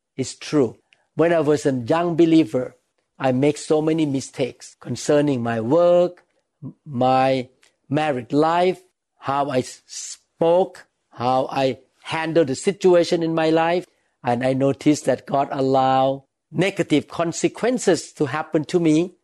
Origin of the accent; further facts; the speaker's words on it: Thailand; when I was a young boy, I was growing up in Thailand